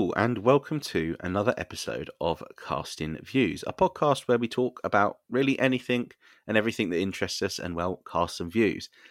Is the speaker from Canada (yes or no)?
no; United Kingdom; we are British.